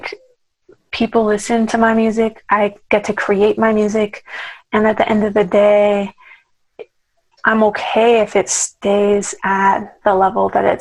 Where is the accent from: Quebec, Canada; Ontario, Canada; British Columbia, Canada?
British Columbia, Canada; Vancouver; moved away as an adult; also born or lived in Toronto, Canada; now in Los Angeles, United States; I'm from Vancouver, Canada, originally